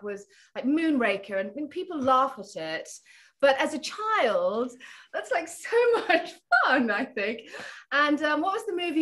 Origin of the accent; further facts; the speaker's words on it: Nottingham, East Midlands, United Kingdom; moved away; also born or lived in Philippines / London; I moved to London from Nottingham, because I'm from Nottingham and my mother still lives there